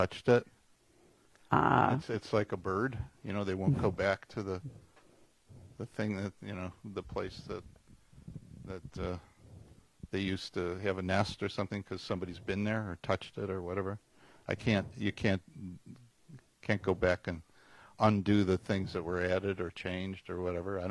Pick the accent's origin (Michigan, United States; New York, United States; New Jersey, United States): New York, United States; Tonawanda; Tonawanda, New York, which is about halfway between Buffalo and Niagara Falls on the Niagara River.